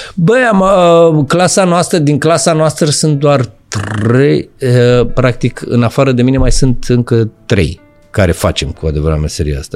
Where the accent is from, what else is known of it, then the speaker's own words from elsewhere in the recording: Bucharest, Romania; eu am copilărit în Pantelimon, la Morarilor, Parcul da, Morarilor